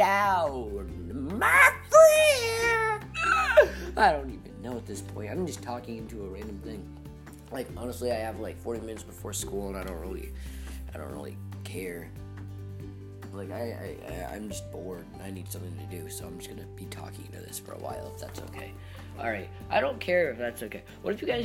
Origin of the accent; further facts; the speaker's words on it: United States; as an American